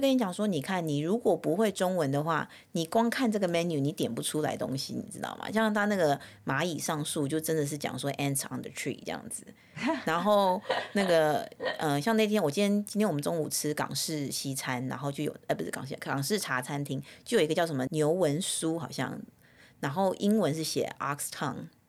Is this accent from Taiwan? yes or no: yes; Taiwan; now in Southern California, United States; 跟我们在小时候在台湾的概念是一样的